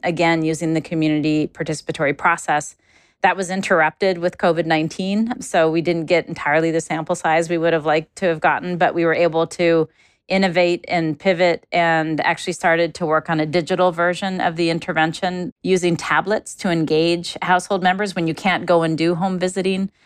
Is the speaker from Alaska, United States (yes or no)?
yes; Alaska, United States; moved away; I'm originally from Alaska, I grew up in a, a low resource part of the United States, in a small village where we didn't have paved roads or plumbing.